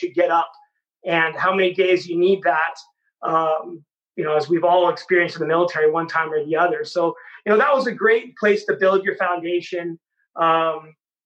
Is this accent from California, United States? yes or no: yes; Bay Area, California, United States; I grew up here in the Bay Area with the Bellarmine College Prep